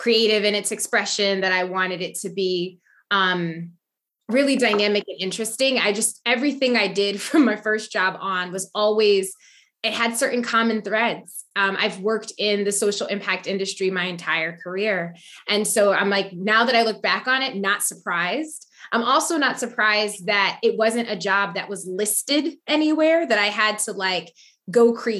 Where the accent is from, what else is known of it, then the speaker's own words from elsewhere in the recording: Waterbury, Connecticut, United States; Waterbury, Connecticut.